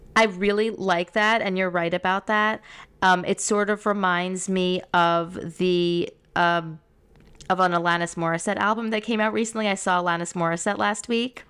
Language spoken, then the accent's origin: English; Great Neck, New York, United States; I grew up in Great Neck with so many Persians